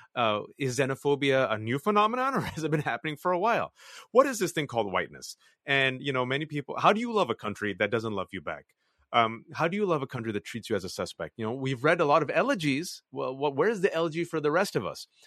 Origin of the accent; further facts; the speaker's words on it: Fremont, California, United States; English is a second language; moved away as an adult; now in Virginia, United States; I was born and raised in the Bay Area, California, like you said, Fremontistan to two Pakistani Muslim immigrant parents